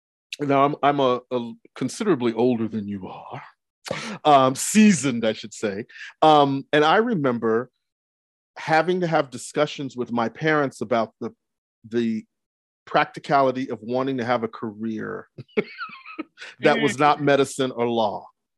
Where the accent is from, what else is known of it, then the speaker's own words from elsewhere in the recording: Brooklyn, New York, United States; born there; also born or lived in Texas; I'm first generation American. I was born in Brooklyn, but moved to Texas.